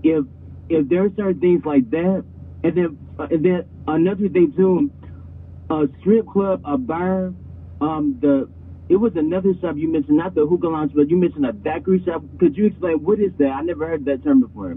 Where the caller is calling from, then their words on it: Flint, Michigan, United States; I'm calling from Flint, Michigan